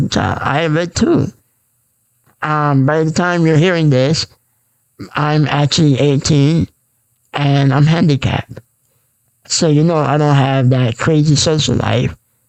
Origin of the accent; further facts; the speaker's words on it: Bay Shore, New York, United States; I'm from New York, Bayshore